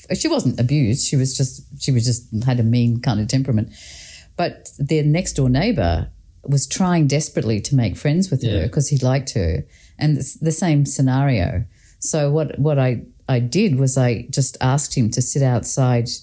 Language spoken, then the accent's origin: English; Scotland, United Kingdom; I grew up in Scotland